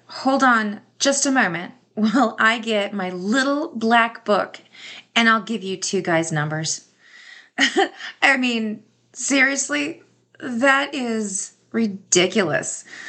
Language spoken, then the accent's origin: English; the South, United States; moved away; I am from the South